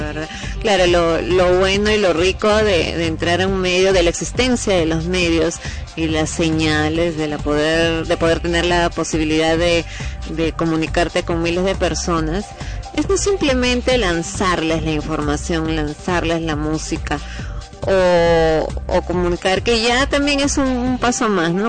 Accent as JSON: {"language": "Spanish", "country": "Peru", "said": "como peruano"}